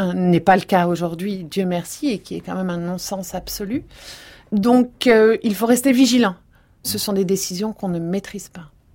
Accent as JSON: {"language": "French", "region": "Provence-Alpes-Côte d'Azur", "country": "France", "said": "je viens de Provence"}